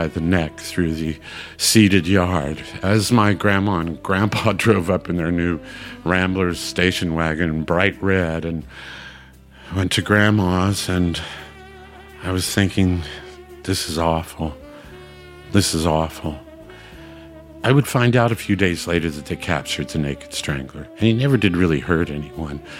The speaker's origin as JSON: {"language": "English", "town": "Hutchinson", "region": "Kansas", "country": "United States", "tie": "born or raised there", "said": "We used to have a state fair in my hometown, Hutchinson, Kansas, every year"}